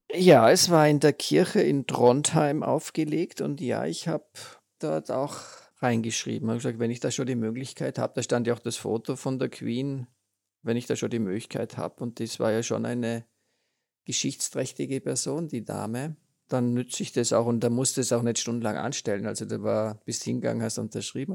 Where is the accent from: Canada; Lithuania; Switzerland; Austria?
Austria; bei uns in Österreich